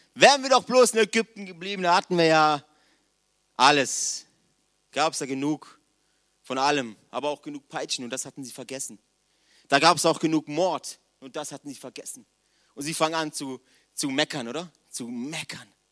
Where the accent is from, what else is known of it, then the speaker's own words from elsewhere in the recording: Villingen-Schwenningen, Baden-Württemberg, Germany; Ich komme aus Villingen